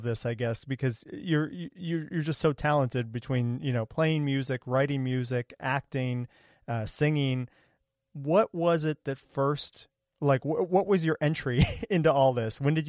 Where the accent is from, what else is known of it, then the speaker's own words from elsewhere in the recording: Ohio, United States; I grew up in Ohio